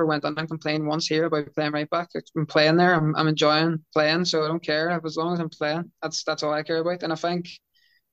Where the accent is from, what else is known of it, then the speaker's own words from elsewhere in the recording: Derry, Northern Ireland, United Kingdom; moved away as an adult; now in Wales; my hometown